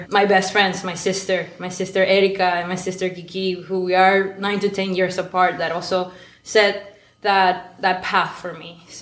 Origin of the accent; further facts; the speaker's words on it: Maracaibo, Zulia, Venezuela; English is a second language; moved away; so I I am a maracucha. I grew up. I was born and raised in Maracaibo, Venezuela. Raised by a family of academics.